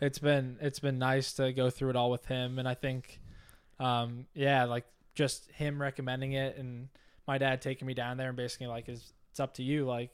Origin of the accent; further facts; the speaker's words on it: Halifax, Nova Scotia, Canada; Halifax, Nova Scotia.